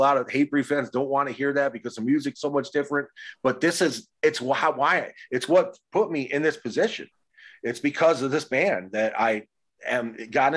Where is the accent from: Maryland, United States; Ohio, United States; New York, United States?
Ohio, United States; Cleveland; I grew up in Cleveland. That's where I'm originally from.